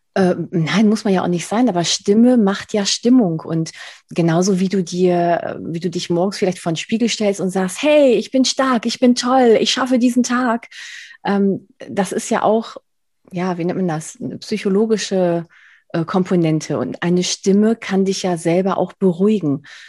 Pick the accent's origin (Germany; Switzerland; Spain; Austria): Spain; Ich bin, ich bin Spanierin, also ich kann definitiv nicht Berlinerisch